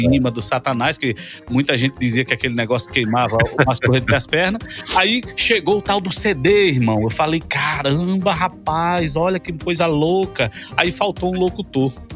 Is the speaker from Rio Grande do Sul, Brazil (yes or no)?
no; Porto Velho, Rondônia, Brazil; moved away as an adult; now in Goiás, Brazil; eu sou de Porto Velho, Rondônia, eu não sou nordestino, eu sou do norte do Brasil